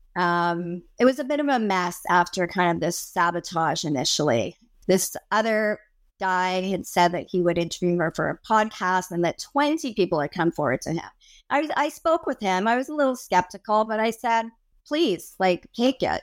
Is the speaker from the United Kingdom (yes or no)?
no; Canada; I'm Canadian